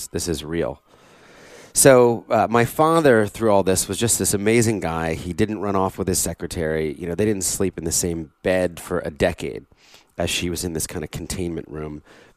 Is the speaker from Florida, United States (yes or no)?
no; southern New Jersey, United States; also born or lived in Philadelphia; we moved to get from Philadelphia, where I was born, to southern New Jersey